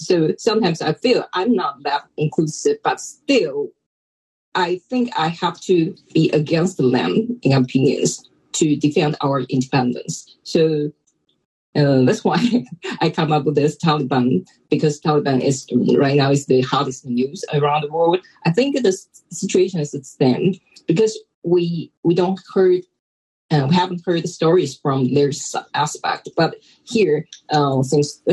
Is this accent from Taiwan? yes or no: yes; Taiwan; I'm from Taiwan